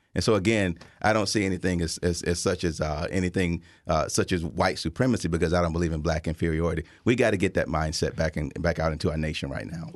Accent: Tuscaloosa, Alabama, United States; now in Chicago, United States; I grew up in Tuscaloosa, Alabama, at the tail end of segregation

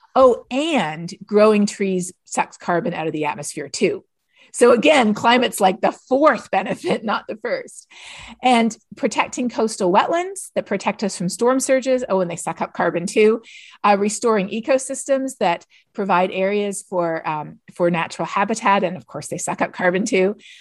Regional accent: Canada; moved away; I'm from Canada

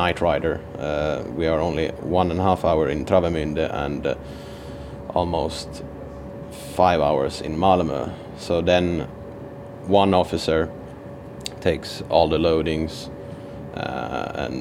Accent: Finland; I'm actually from Finland, so my education is from Finland

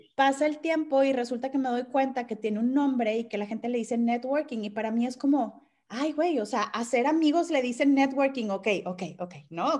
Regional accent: Monterrey, Nuevo León, Mexico; yo soy de acá de Monterrey

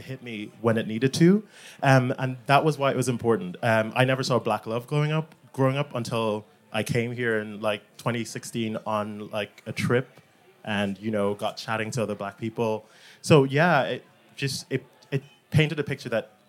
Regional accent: Ireland; I grew up in Ireland. A lot of my formative experiences are in Ireland

